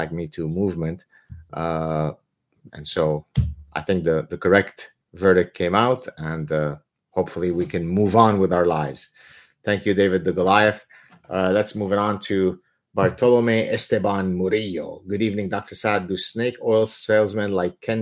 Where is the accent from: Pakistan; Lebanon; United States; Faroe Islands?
Lebanon; I am from Lebanon.